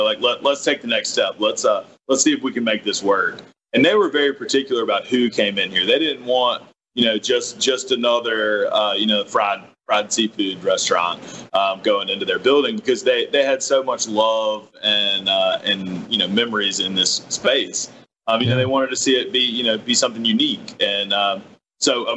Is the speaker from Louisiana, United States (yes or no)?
no; McComb, Mississippi, United States; also born or lived in New Orleans / Birmingham / New York; I'm from Macomb